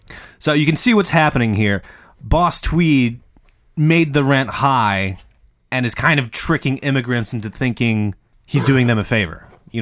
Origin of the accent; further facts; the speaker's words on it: Midwest, United States; I'm from the Midwest.